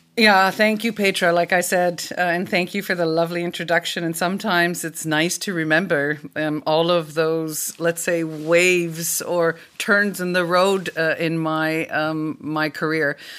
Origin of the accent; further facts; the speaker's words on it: Canada; now in Germany; I am a Canadian sitting in Germany